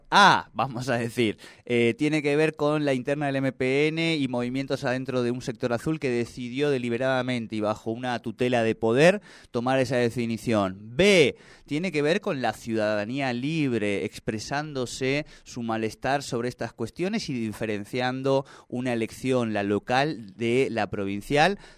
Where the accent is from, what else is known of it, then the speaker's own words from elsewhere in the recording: Neuquén, Argentina; el análisis de esa identidad en nosotros que en este caso somos los neuquinos y neuquinas.